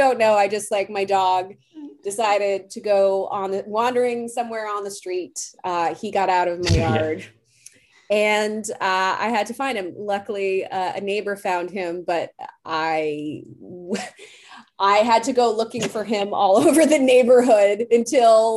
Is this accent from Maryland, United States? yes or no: no; Boston, Massachusetts, United States; I'm from Boston